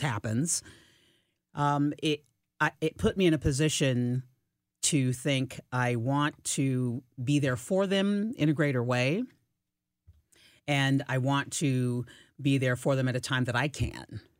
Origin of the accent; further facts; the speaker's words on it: Fort Leonard Wood, Missouri, United States; I was born in Fort Leonard, Wood, Missouri